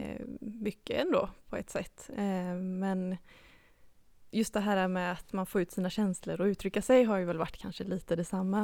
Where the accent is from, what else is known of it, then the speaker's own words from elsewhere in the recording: Habo, Jönköping County, Sweden; moved away as an adult; now in Gothenburg, Sweden; jag kommer ju då från Habo eh, utanför Jönköping